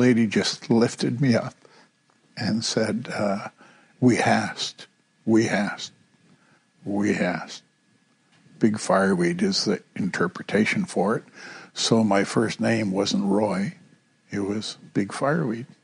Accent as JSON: {"language": "English", "town": "Kitkatla", "region": "British Columbia", "country": "Canada", "tie": "born or raised there", "also_born_or_lived": "Greenville (Nass River), British Columbia", "said": "I was baptized in St. Peter's Anglican Church in Kitkatla, which is my home village"}